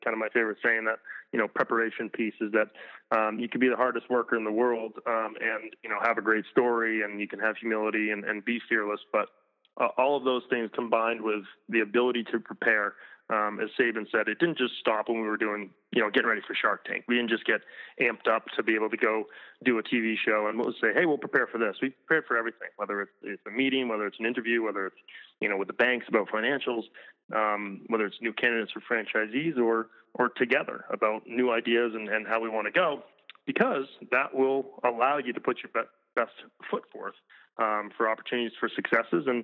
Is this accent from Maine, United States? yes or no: yes; Maine, United States; moved away; growing up in Maine